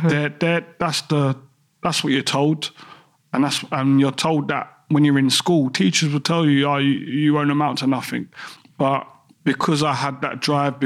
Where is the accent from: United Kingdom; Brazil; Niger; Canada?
United Kingdom; London; growing up in Peckham